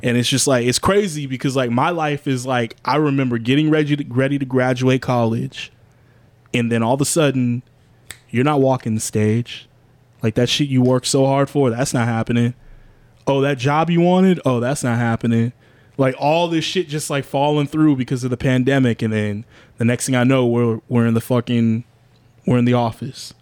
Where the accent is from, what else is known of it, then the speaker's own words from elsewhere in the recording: United States; being an American, being like a, a black American in this country